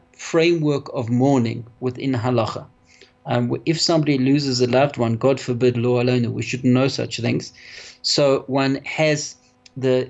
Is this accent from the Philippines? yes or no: no; Johannesburg, Gauteng, South Africa; I was brought up here in South Africa, in Johannesburg, and had a wonderful life in Johannesburg